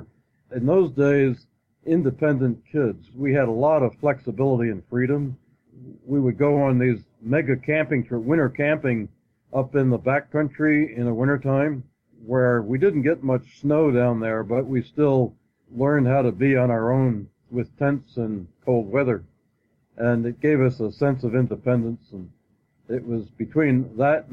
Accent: Greenwich, Connecticut, United States; also born or lived in Astoria, New York; Where I grew up was Connecticut, Greenwich, Connecticut, way back before the Connecticut Turnpike and when it was still a small New England town on Long Island Sound.

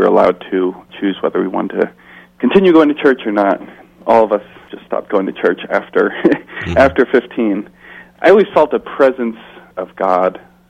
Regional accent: Scarsdale, New York, United States; I grew up in Scarsdale, New York, which is a suburb just north of New York City. It's a pretty affluent community, so I grew up around a lot of money. People with a lot of privileges. It was not a very diverse community in terms of race

